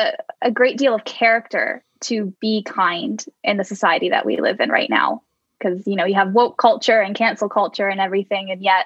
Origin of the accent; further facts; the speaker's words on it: Cambridge, Ontario, Canada; moved away as an adult; also born or lived in Los Angeles, United States; now in Leeds, United Kingdom; I was born and raised in Cambridge, Ontario.